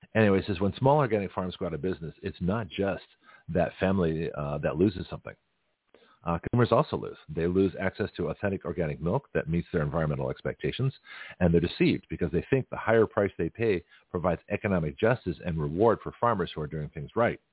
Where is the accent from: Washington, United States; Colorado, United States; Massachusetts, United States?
Massachusetts, United States; Boston; moved away; also born or lived in San Francisco, California; I grew up around Boston and, and San Francisco